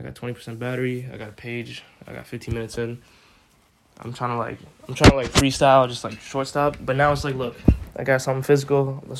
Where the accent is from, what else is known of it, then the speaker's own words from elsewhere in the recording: India; Such a weird way to say it. I'm Indian too. I could get it right.